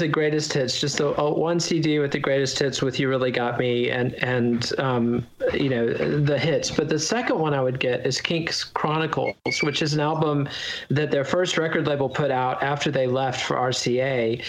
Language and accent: English; Texas, United States; And for me as a Texan, it was so evocative of a place that seemed so exotic and glamorous to me.